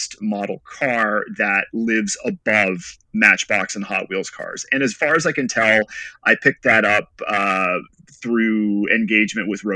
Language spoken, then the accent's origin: English; West Texas, United States; I grew up mostly in West Texas.